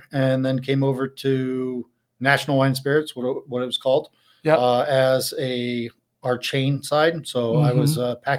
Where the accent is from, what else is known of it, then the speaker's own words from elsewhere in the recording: La Porte, Indiana, United States; also born or lived in Crawfordsville, Indiana; So I grew up in Northwest Indiana, LaPorte. Uh-huh. My parents still live there. Went to LaPorte High School, played soccer, football, basketball, golf in high school.